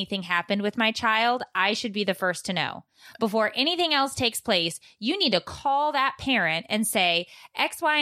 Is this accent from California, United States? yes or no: yes; California, United States; now in New Hampshire, United States; I was raised in California